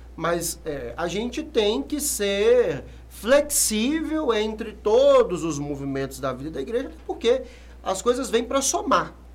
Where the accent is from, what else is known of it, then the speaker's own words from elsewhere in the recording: Sete Lagoas, Minas Gerais, Brazil; also born or lived in Contagem / Belo Horizonte; Depois nós retornamos para Sete Lagoas. E lá cresci